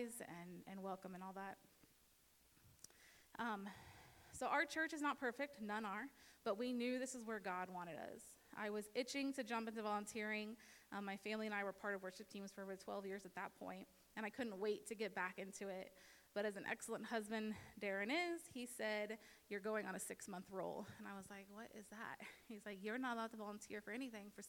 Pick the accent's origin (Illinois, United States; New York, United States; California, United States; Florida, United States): Florida, United States; moved away as an adult; also born or lived in Bell Center; I was born and raised in Florida